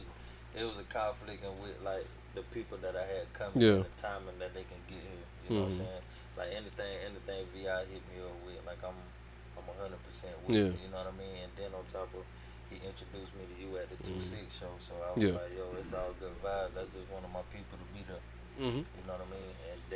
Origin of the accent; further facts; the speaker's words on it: Bentonville, South Carolina, United States; moved away; I'm from South Carolina, Bentonville.